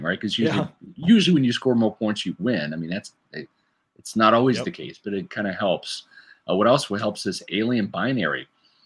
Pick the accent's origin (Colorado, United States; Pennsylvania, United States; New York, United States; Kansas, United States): Kansas, United States; Overland Park; my hometown, Overland Park, Kansas